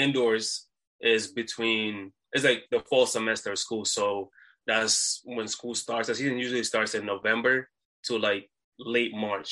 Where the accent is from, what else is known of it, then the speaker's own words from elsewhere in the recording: Providence, Rhode Island, United States; I'm from Providence, Rhode Island